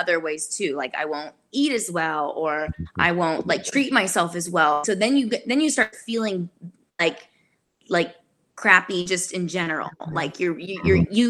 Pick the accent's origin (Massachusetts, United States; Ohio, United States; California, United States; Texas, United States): California, United States; Sacramento; moved away as an adult; now in Nashville, United States; I grew up in Sacramento, California.